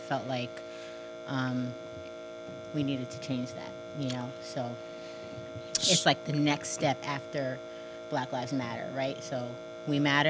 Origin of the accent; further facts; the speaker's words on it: Verona, New Jersey, United States; also born or lived in Orange, New Jersey; So the first probably 4 years of my life, I was in Orange, New Jersey. And then when I was in about kindergarten, first grade, we moved to Verona